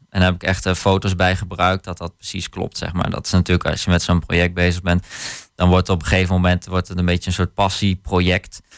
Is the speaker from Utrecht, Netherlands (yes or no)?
no; Hattem, Gelderland, Netherlands; het gebied waar ik vandaan kom, dus eh, Zwolle Hattem